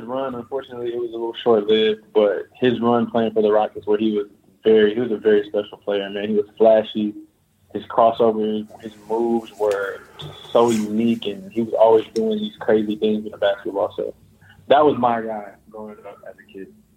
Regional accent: Houston, Texas, United States; moved away as an adult; now in Russia; I'm from Houston

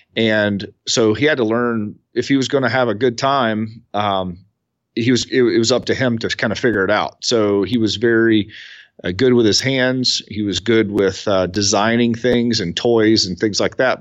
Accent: Columbia, South Carolina, United States; I'm from Columbia, South Carolina. So I'm I'm probably sitting twelve miles from where I was born

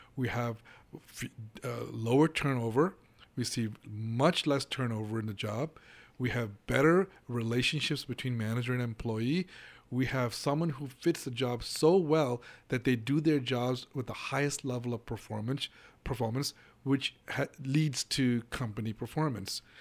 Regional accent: Hong Kong; moved away as an adult; now in United States; I grew up in Hong Kong. I lived in Hong Kong for nineteen years. I came to the U S about thirty-five years ago

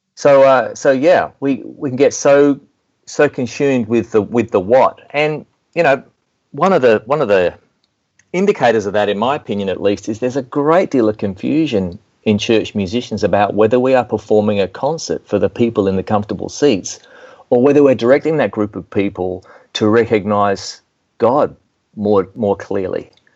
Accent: Melbourne, Victoria, Australia; accent: southern hemisphere; moved away as an adult; also born or lived in Nashville, Tennessee; now in United States; I'm speaking with a southern accent, I guess, a southern hemisphere accent because I was born in Melbourne, Australia. But I relocated to Nashville, Tennessee in 2002

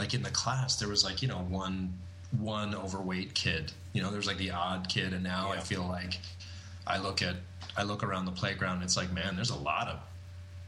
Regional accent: Alberta, Canada; I go back to Alberta. I'm doing a club in my hometown

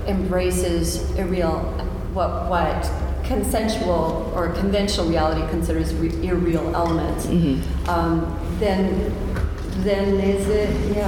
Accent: United States

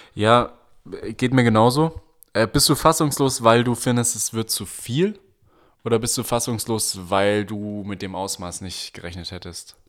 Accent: Germany; als Deutscher

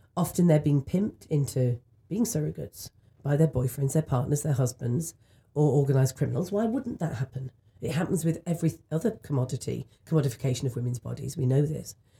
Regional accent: United Kingdom; in the U K where I'm from

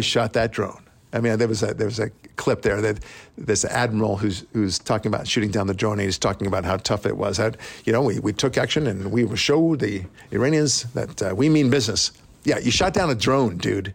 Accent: Israel; also born or lived in United States; as an Israeli, but also as an American

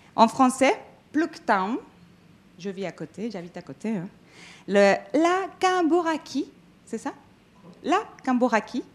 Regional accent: Mexico; now in France; Je suis euh, mexicaine d'origine. Je suis arrivée en France

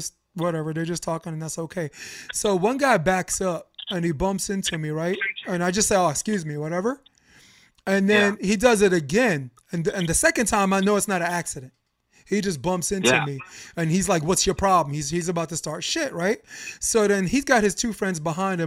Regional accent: New York City, New York, United States; as a New Yorker

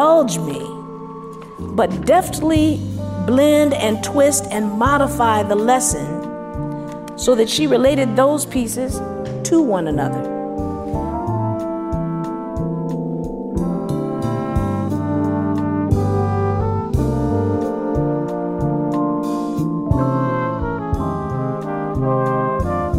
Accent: Los Angeles, California, United States; I grew up in South Central Los Angeles

